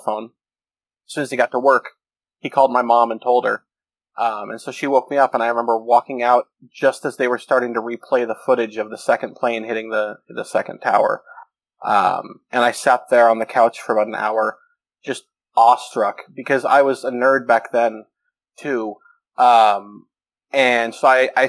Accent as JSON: {"language": "English", "town": "Portland", "region": "Oregon", "country": "United States", "tie": "born or raised there", "said": "I grew up in Portland, Oregon"}